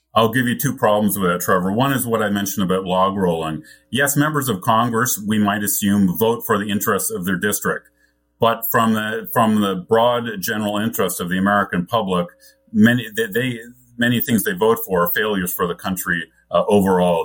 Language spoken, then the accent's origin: English; Canada; I grew up in Canada with a British, which has a British parliamentary system.